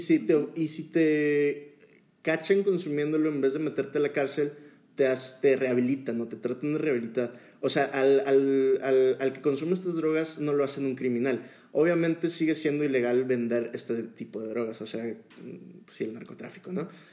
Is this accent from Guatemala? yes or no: no; Mexico